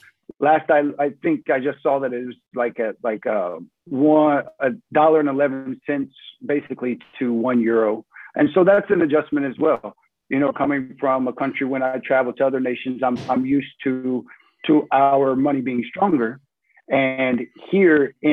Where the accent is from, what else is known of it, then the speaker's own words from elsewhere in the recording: Indianapolis, Indiana, United States; moved away as an adult; now in Germany; I come from Indianapolis